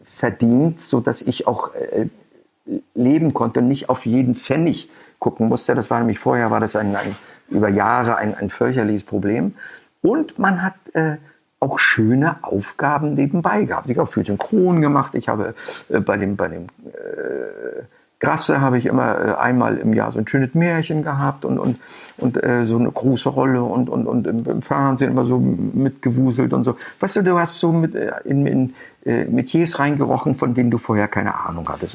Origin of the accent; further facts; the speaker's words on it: Schwerin, Mecklenburg-Vorpommern, Germany; also born or lived in Rostock; Schwerin ist meine Heimatstadt